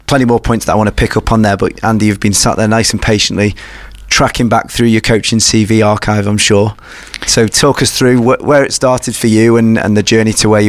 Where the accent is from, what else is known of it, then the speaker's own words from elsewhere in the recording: Isle of Man; moved away; I was living where I grew up on the Isle of Man after finishing university.